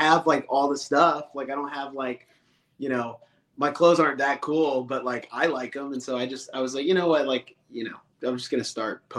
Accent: Vancouver, Washington, United States; I'm from Vancouver, Washington. So just north of Portland, Oregon.

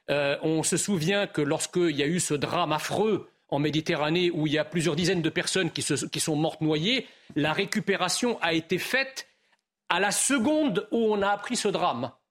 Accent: France; je suis français d'origine immigrée.

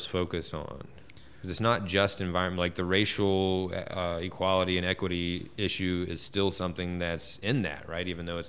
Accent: Eastern North Carolina, United States; I grew up in Eastern North Carolina, where all those factory farms are, hog farms, chickens. So that's those are my people. That's where I grew up in these poor, poor areas. These poor areas of poor counties, poorest in the state.

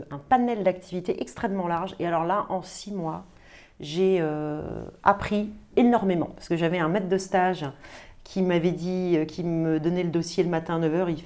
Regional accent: Brazil; now in France; Je pars au Brésil parce que je suis brésilienne, faire euh, un an de stage en cabinet d'avocat là-bas.

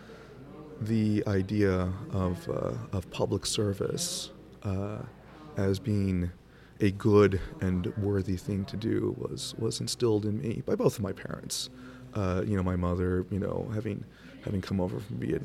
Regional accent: San Antonio, Texas, United States; now in Cleveland, United States; I'm originally from San Antonio, Texas

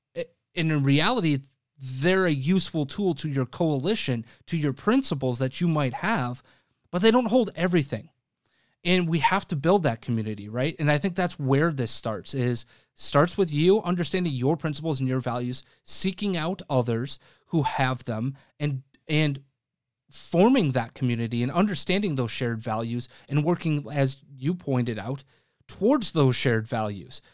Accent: Wisconsin, United States; now in Chicago, United States; Wisconsin, my home state

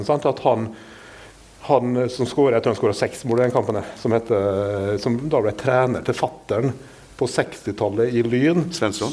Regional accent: Kristiansund, Møre og Romsdal, Norway; Kristiansund som kristiansunder og oppvokst

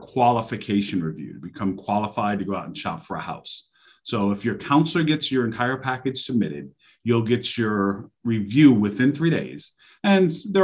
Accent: New York City, New York, United States; now in Charlotte, United States; That's where I'm from. I'm from New York City. I'm actually 718. I'm Queens.

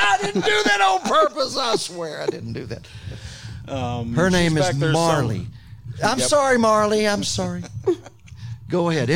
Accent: Lower Alabama, United States; I'm from L.A.

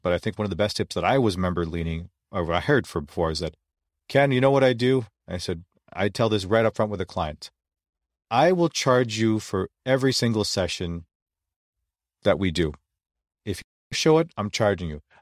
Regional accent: Philippines; being Filipino, we're not very tall

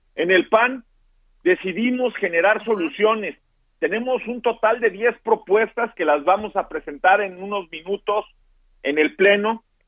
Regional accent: San Luis Potosí, Mexico; San Luis Potosí, de donde soy originario

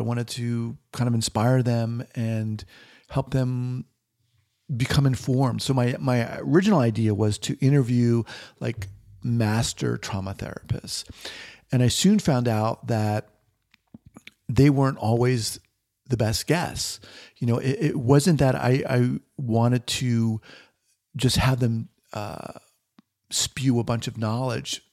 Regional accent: New York, United States; moved away as an adult; also born or lived in San Francisco / Los Angeles; now in Bend, Oregon, United States; originally from, uh, New York, born in Manhattan

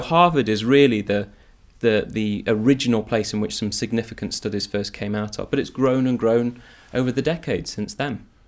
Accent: Nottingham, East Midlands, United Kingdom; growing up in Nottingham

